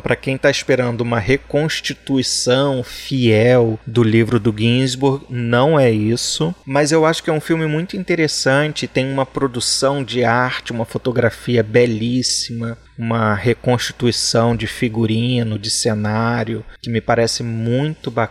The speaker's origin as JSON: {"language": "Portuguese", "country": "Brazil", "said": "Eu sou brasileiro e não faço francês, né?"}